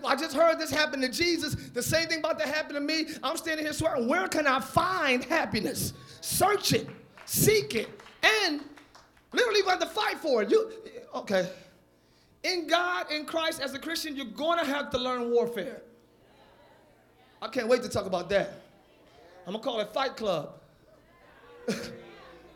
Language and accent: English; United States; also born or lived in New York / Philadelphia; I'm from Jersey, New York, Philly